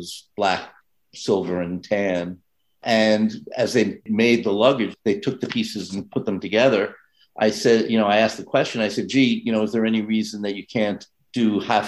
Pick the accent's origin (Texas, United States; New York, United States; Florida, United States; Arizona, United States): New York, United States; New York City; I grew up, born and raised in New York